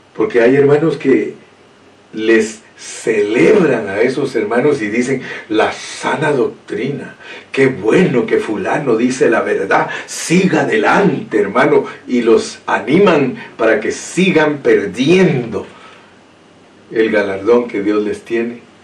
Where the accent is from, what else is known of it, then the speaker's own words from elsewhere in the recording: Guatemala; soy un chapín, así hablan los chapines, dicen hijuela